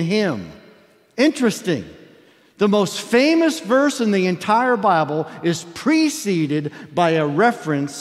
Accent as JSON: {"language": "English", "region": "Alabama", "country": "United States", "said": "I'm from Alabama"}